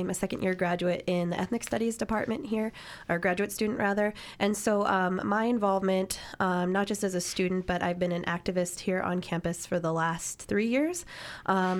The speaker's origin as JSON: {"language": "English", "town": "Pittsburgh", "region": "Pennsylvania", "country": "United States", "moved": "yes", "said": "I am from a white working class background in a steel borough from Pittsburgh."}